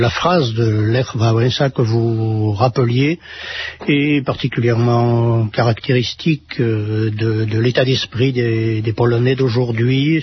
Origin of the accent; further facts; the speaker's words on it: France; chez nous en France